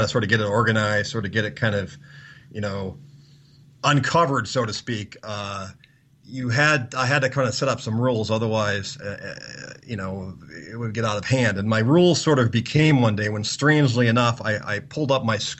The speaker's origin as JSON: {"language": "English", "country": "United States", "said": "being an American"}